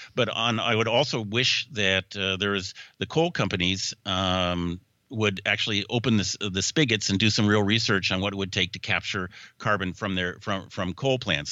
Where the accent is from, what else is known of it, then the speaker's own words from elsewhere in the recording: Seattle, Washington, United States; moved away; also born or lived in Woodinville, Washington / Bellevue, Washington; it's my hometown.